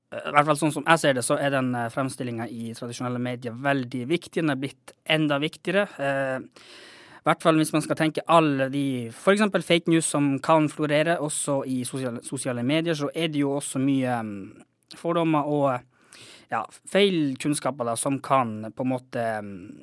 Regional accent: Kautokeino, Finnmark, Norway; moved away as an adult; now in Tromsø, Norway; jeg er jo fra Kautokeino oppvokst der, men akkurat nå så holder jeg også mye til i Tromsø

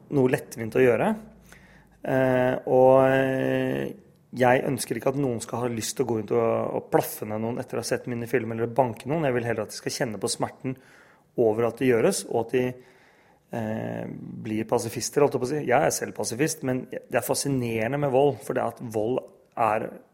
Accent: Norway; jeg er helt norsk, men jeg har en pakistansk far

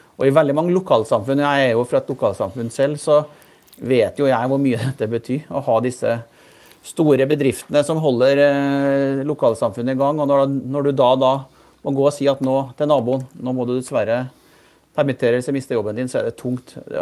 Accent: Malm, Trøndelag, Norway; moved away; jeg vokste opp i, i Malm i Trøndelag

